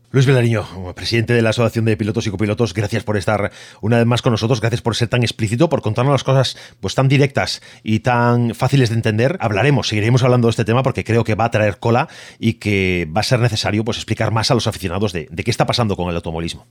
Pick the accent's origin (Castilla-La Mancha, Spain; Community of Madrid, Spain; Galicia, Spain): Galicia, Spain; Yo, como gallego